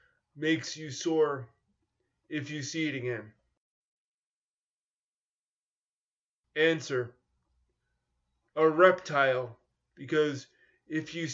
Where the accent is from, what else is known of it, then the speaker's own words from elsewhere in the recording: New York, United States; I grew up in New York in competitive schools where I was mainstreamed in the 1970s and 1980s